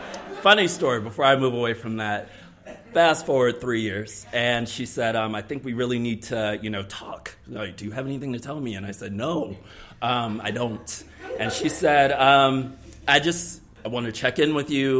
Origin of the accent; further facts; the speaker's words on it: South Carolina, United States; moved away as an adult; now in Columbus, United States; I am from the South. I've only lived here for 2 years, so I am from South Carolina